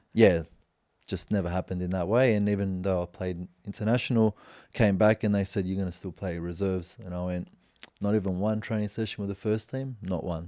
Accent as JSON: {"language": "English", "country": "Australia", "moved": "yes", "said": "I'm from Australia"}